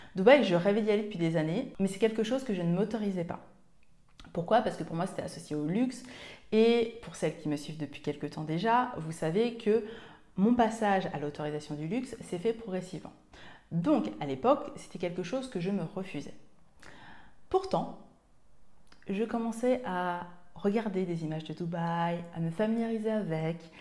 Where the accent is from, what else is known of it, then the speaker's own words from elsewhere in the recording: Martinique; moved away; also born or lived in Seine-et-Marne; Je suis originaire de Martinique